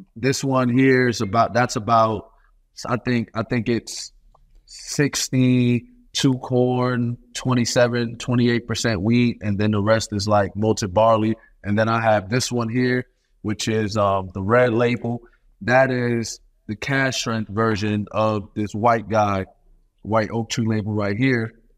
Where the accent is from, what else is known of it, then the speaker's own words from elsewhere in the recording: New York City, New York, United States; I'm from Brooklyn, New York